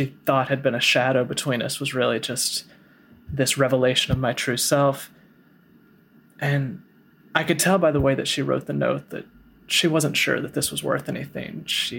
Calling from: Medford, Massachusetts, United States; I'm calling from Medford, Massachusetts.

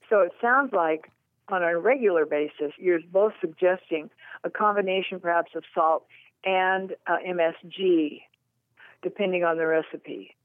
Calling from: Fallbrook, California, United States; I'm calling from Fallbrook, California

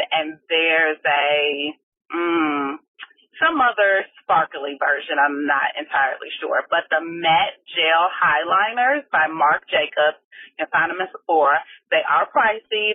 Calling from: Chicago, Illinois, United States; I'm calling from Chicago.

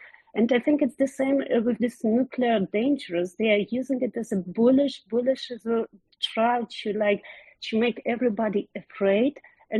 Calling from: Germany; I'm calling from Germany

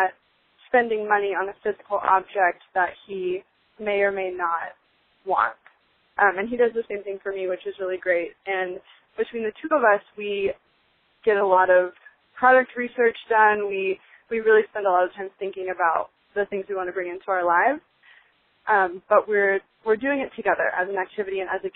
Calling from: Los Angeles, California, United States; I'm calling from Los Angeles, California

